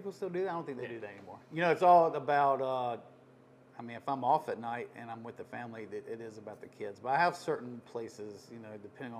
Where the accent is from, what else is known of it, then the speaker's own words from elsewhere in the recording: Rural Hall, North Carolina, United States; also born or lived in Greensboro, North Carolina; now in Advance, United States; Originally, Rural Hall.